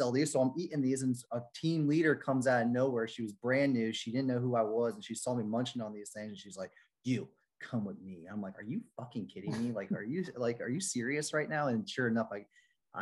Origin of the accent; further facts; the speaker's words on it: Orlando, Florida, United States; I grew up in Orlando.